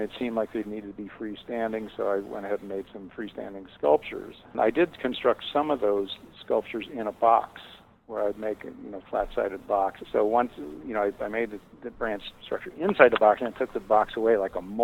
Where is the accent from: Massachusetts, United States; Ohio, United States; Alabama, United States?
Ohio, United States; Dayton; now in Malibu, United States; I was born in Dayton, Ohio in 1946